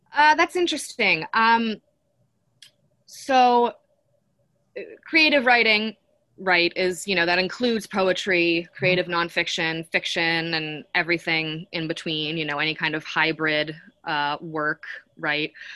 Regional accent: Western Massachusetts, United States; moved away; I grew up in Western Massachusetts, um, not far from Amherst

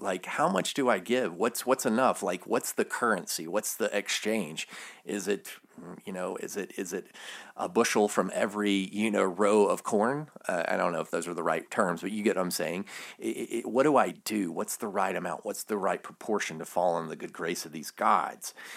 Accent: the South, United States; I'm from the South.

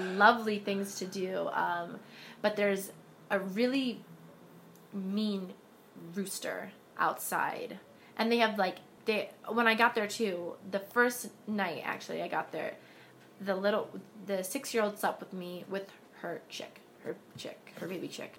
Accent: New York City, New York, United States; I'm from New York City, in Harlem.

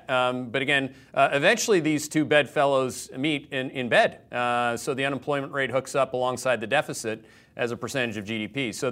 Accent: Canada; now in Connecticut, United States; this is the country I came to as a Canadian who didn't want to be part of, at the time, the socialist government in Canada

